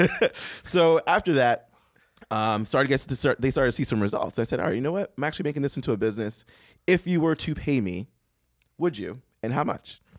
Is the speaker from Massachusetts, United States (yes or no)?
yes; Boston, Massachusetts, United States; I grew up in Boston.